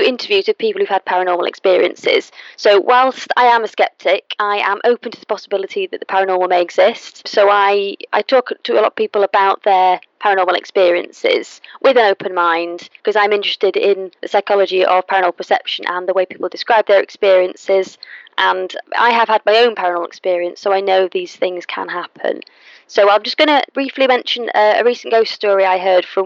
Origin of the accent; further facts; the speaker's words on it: Manchester, North West England, United Kingdom; I'm from Manchester